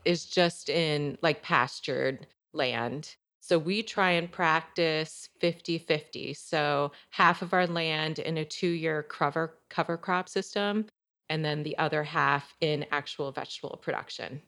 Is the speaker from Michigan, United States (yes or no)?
yes; Michigan, United States; also born or lived in Chicago; now in Elsah, United States; I grew up in Michigan. I grew up on a small kind of, well, actually mid-sized conventional corn and soybean farm